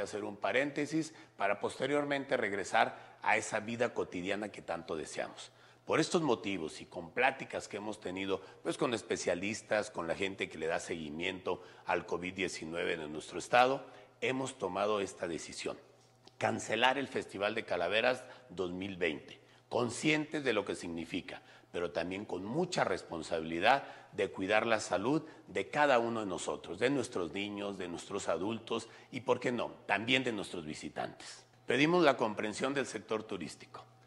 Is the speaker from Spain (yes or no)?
no; Aguascalientes, Mexico; nos identifican como aguascalentenses, como mexicanos